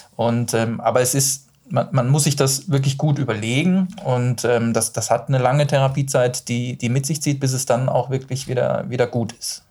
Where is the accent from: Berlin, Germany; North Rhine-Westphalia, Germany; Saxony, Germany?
North Rhine-Westphalia, Germany; Duisburg; ich bin ja aus dem Rheinland, also ich bin ja aus Duisburg